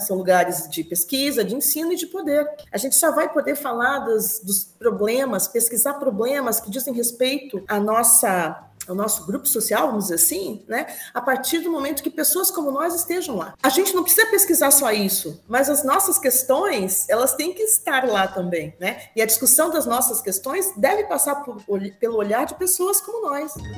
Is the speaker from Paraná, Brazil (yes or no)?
yes; Curitiba, Paraná, Brazil; moved away as an adult; also born or lived in Campinas; eu sou de Curitiba, né? Nasci em Curitiba, fiquei lá até os 31 anos de idade.